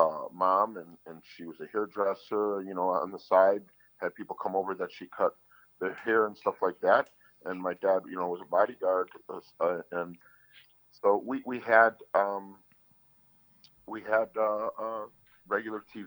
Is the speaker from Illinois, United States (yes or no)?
yes; Chicago, Illinois, United States; I grew up on the south side of Chicago by Archer and Cicero, by Midway Airport